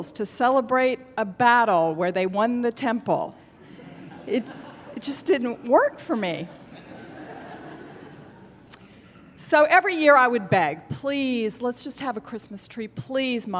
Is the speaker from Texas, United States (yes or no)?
no; Alabama, United States; as a Jewish child growing up in Alabama